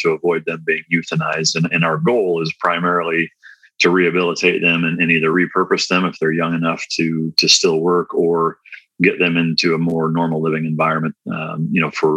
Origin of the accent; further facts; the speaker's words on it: Iowa, United States; moved away as an adult; now in Dallas, United States; I'm originally from Iowa